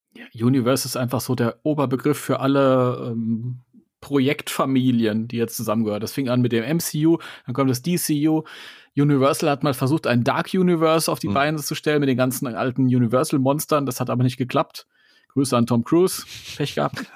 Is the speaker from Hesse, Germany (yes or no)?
yes; Hesse, Germany; Ich bin Hesse.